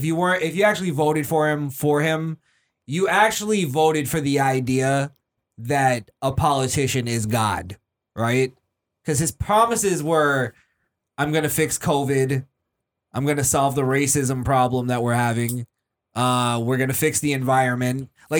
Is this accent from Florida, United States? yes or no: no; New York, United States; from New York. I love New York, but it's a shitty place now.